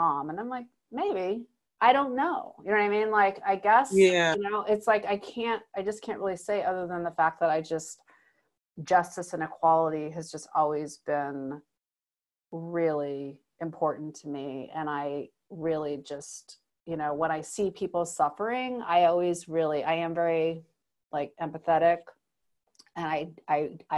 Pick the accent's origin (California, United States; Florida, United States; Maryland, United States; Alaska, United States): Alaska, United States; I grew up in Alaska